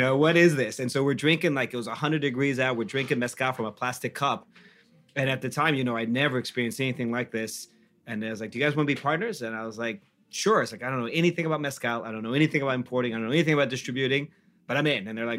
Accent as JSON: {"language": "English", "country": "Mexico", "tie": "born or raised there", "moved": "yes", "said": "Growing up in Mexico"}